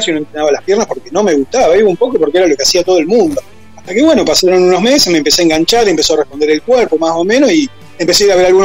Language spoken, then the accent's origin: Spanish; Rosario, Santa Fe, Argentina; nosotros somos Santa Fe, más allá que somos de Rosario, ¿no es cierto?